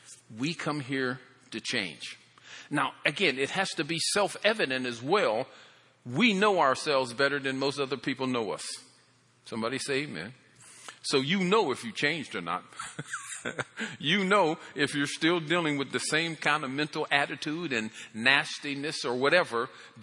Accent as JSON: {"language": "English", "country": "Ireland", "said": "Well, I'm Irish. We just come up with all kind of stuff."}